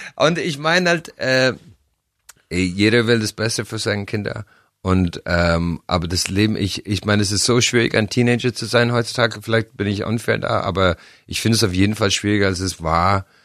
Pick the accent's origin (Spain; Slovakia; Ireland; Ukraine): Ireland; German is a second language; moved away; bei uns in Irland